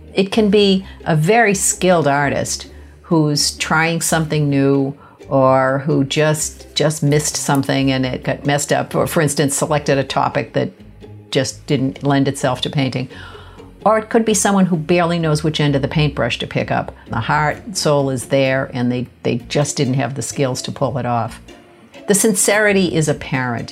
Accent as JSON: {"language": "English", "town": "Boston", "region": "Massachusetts", "country": "United States", "tie": "born or raised there", "said": "I grew up in Boston, uh, less than a mile from the Museum of Fine Arts."}